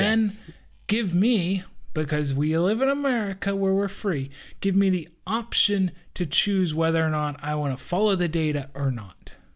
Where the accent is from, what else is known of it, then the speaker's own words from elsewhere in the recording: United States; as an American